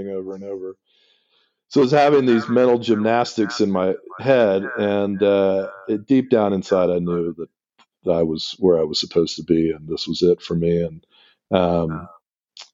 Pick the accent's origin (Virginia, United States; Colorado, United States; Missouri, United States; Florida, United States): Florida, United States; Miami; I was born in Miami